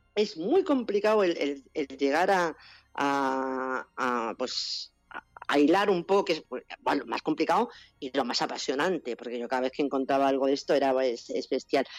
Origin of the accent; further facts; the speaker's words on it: Extremadura, Spain; cómo somos los extremeños